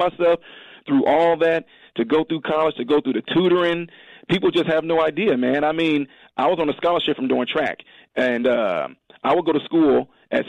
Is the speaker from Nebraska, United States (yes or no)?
no; Decatur, Illinois, United States; also born or lived in Chicago; We lived a little bit in Chicago, and then we moved down to what we call Baby Chicago, which is Decatur